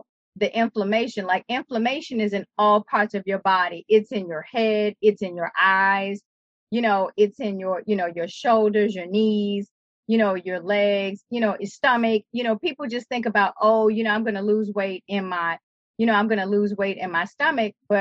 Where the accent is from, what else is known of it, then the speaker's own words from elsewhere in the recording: New Orleans, Louisiana, United States; growing up in New Orleans